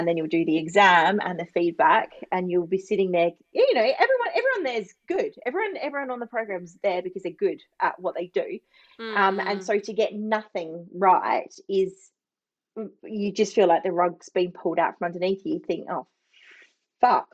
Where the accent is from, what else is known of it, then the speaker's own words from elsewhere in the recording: Barossa, South Australia, Australia; I'm from the Barossa.